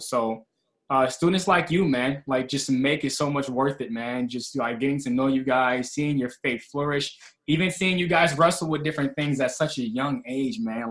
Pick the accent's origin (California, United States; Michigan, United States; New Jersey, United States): Michigan, United States; Kalamazoo; I'm from Kalamazoo, Michigan. Um, and I was raised in a single parent household